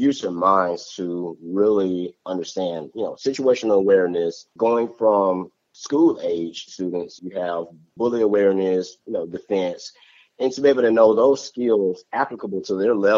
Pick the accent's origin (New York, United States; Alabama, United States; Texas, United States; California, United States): Alabama, United States; Tuscaloosa; right in my hometown